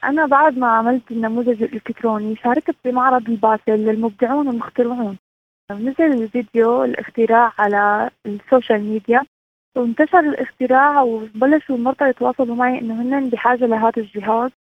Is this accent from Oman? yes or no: no; Syria; من سوريا